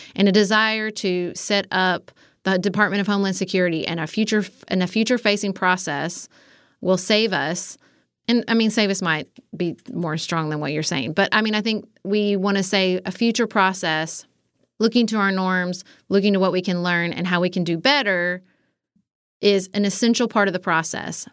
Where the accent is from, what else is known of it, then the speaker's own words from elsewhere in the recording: United States; my fellow Americans